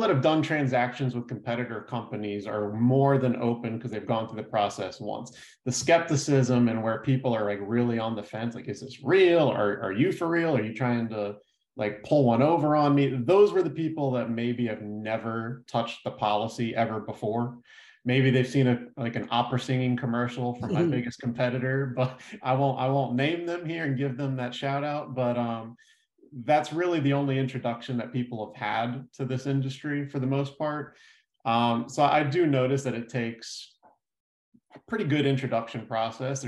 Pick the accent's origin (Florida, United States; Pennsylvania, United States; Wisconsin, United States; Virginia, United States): Florida, United States; Fort Lauderdale; also born or lived in Tallahassee; I was born and raised down in South Florida, pretty much grew up my whole life in the Fort Lauderdale area